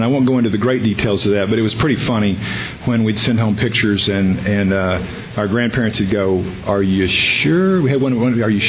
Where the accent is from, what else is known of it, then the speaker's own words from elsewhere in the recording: the South, United States; just from the issues of growing up in the South and having a biracial kid, and the issues that brings up